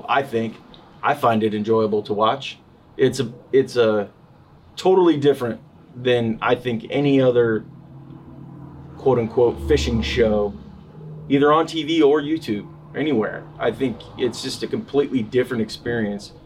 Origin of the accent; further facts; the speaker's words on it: Northern California, United States; growing up in Northern California, a lot of the guys that we hung out with ended up becoming guides